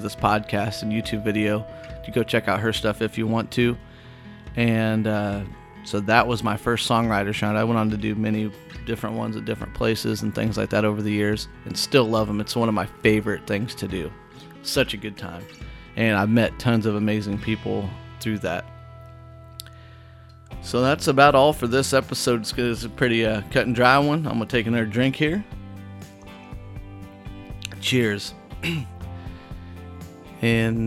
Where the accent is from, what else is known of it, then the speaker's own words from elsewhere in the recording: Whitehall, United States; now in Nashville, United States; I'm taking you through some of the spots in my hometown that I liked. We already went to the Lions Park in Whitehall